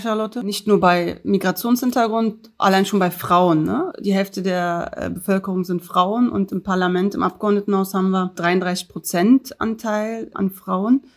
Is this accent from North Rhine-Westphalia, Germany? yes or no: no; Berlin, Germany; 1982 geboren in Neukölln in der damaligen Frauenklinik am Mariendorfer Weg